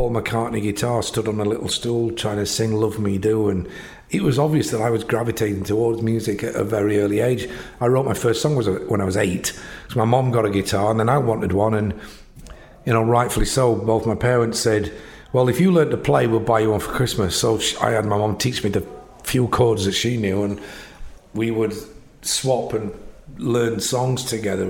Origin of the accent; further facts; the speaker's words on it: Sheffield, Yorkshire and the Humber, United Kingdom; growing up in Sheffield